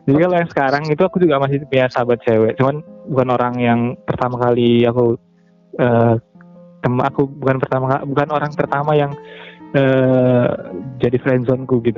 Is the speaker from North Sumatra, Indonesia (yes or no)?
yes; Medan, North Sumatra, Indonesia; aku dari Medan